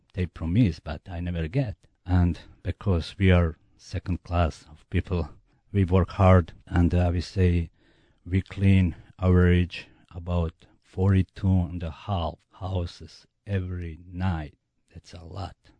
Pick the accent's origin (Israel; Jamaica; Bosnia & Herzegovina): Bosnia & Herzegovina; English is a second language; moved away as an adult; now in United States; I'm from Bosnia